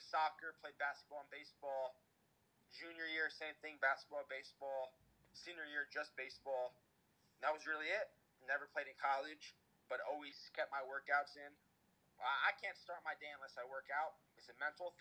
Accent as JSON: {"language": "English", "town": "Toms River", "region": "New Jersey", "country": "United States", "tie": "born or raised there", "said": "Been in Tom's River my whole life, 24 years."}